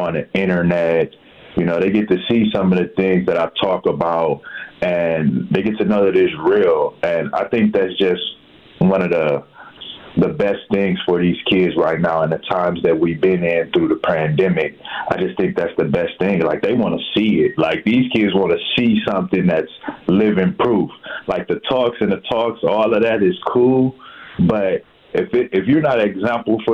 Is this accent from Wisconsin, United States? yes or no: yes; Milwaukee, Wisconsin, United States; I'm a product of Milwaukee. You know, I grew up on First and Ring, 24th Place and Locust.